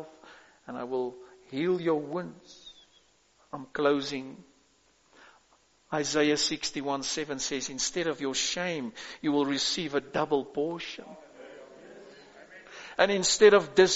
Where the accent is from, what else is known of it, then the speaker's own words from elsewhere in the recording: South Africa; I am a South African as well. a white one